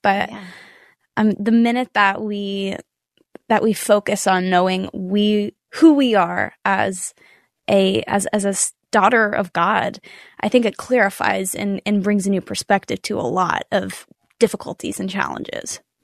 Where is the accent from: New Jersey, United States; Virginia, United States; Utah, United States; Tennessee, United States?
Tennessee, United States; Nashville; I'm born and raised in Nashville. I've been here my whole life.